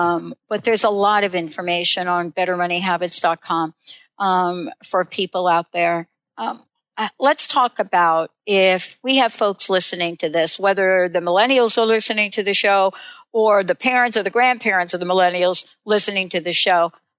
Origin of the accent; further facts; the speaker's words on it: New Jersey, United States; also born or lived in New York; now in Seattle, United States; I moved clear across from Jersey, grew up in New York, New Jersey all my life, moved to Seattle